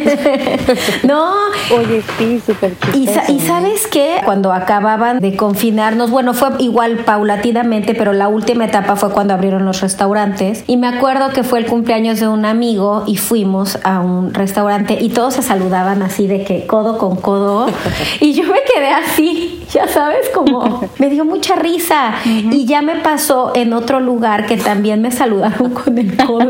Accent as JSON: {"language": "Spanish", "country": "Mexico", "moved": "yes", "lives_now": "Brussels, Belgium", "said": "soy una mexicana en Bruselas"}